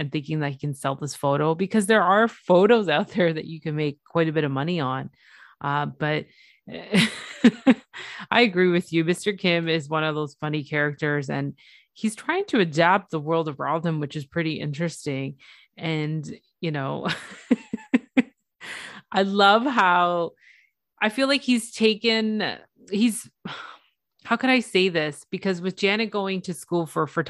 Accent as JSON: {"language": "English", "town": "Toronto", "region": "Ontario", "country": "Canada", "tie": "born or raised there", "said": "it's my hometown, Toronto"}